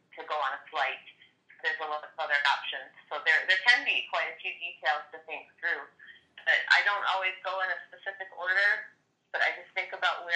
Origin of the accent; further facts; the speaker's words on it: Michigan, United States; I'm from Michigan, so it's right next door